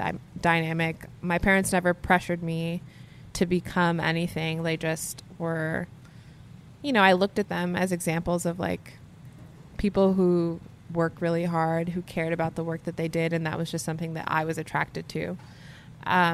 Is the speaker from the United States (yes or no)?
yes; New York City, New York, United States; I grew up in Canarsie, Brooklyn